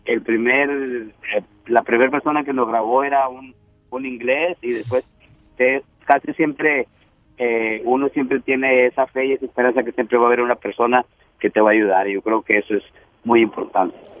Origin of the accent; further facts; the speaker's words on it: Mexico; nosotros como mexicanos